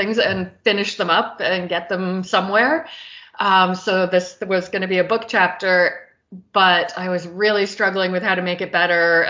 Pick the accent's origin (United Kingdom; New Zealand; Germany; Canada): Canada; also born or lived in Ireland; I did a year in Ireland with school, but yeah, the rest has been in Canada.